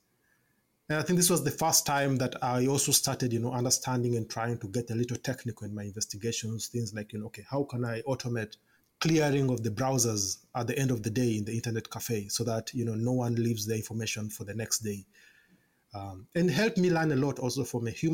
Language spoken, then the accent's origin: English; Kampala, Central Region, Uganda; I was born and raised in Kampala, Uganda.